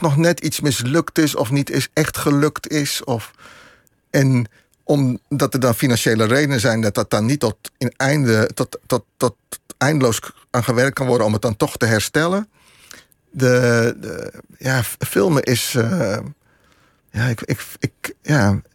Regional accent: Vianen, Utrecht, Netherlands; ik ben opgegroeid in Vianen

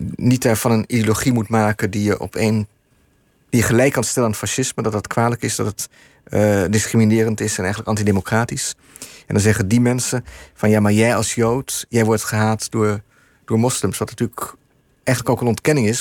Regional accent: Netherlands; moved away as an adult; now in New York, United States; ik ben een Nederlander met een card

